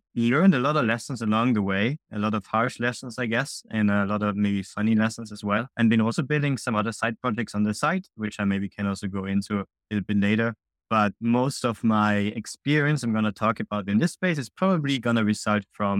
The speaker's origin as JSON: {"language": "English", "country": "Austria", "lives_now": "Digital nomad, no fixed country", "said": "I'm originally from Austria, now kind of digital nomading around the world"}